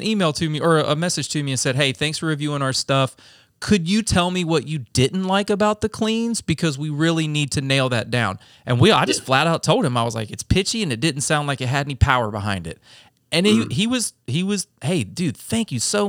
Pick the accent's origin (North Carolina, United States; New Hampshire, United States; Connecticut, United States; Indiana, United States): North Carolina, United States; moved away; we're from North Carolina, so, you know, very conservative